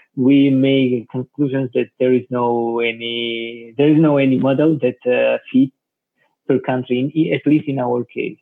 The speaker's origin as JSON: {"language": "English", "country": "Georgia", "moved": "yes", "lives_now": "Barcelona, Spain", "said": "from Georgia"}